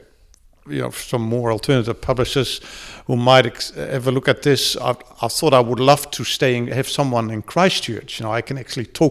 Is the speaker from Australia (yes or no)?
no; Netherlands; first language Dutch; English is a second language; moved away as an adult; now in New Zealand; growing up in Holland, you know, around the 60s and 70s